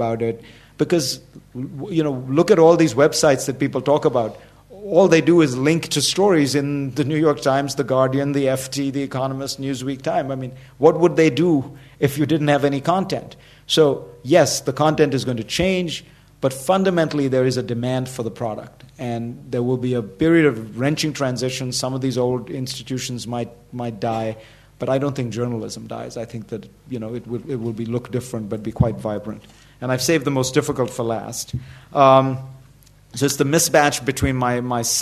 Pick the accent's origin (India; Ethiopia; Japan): India; Mumbai, Maharashtra; I grew up in Bombay, but spent a lot of time in rural India because my father was a politician